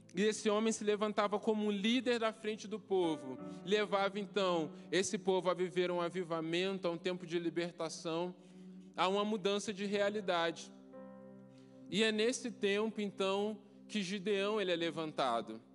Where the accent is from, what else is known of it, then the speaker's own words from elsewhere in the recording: Itaguaí, Rio de Janeiro, Brazil; moved away; Eu cresci em Itaguaí, ali no Rio de Janeiro